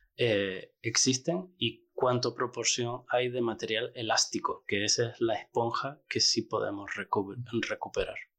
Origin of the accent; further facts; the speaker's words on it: La Orotava, Canary Islands, Spain; yo soy canario, soy de la Orotava y crecí allí